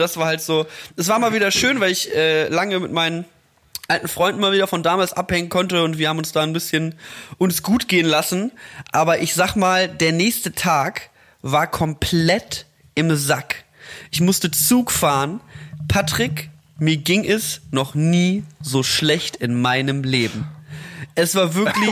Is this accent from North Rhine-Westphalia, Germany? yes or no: yes; Mettmann, North Rhine-Westphalia, Germany; moved away; am Mettmanner Boden in meiner Heimatstadt